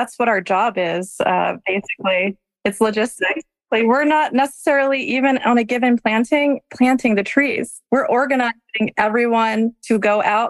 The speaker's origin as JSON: {"language": "English", "town": "Philadelphia", "region": "Pennsylvania", "country": "United States", "tie": "born or raised there", "said": "I am from Philadelphia. I grew up in Philadelphia. I went away for college and I came back."}